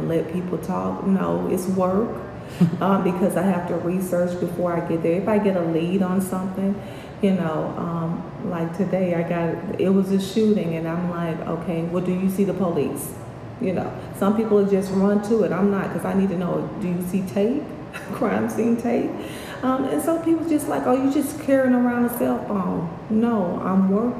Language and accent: English; LaGrange, Georgia, United States; also born or lived in Atlanta; I was born and raised here in LaGrange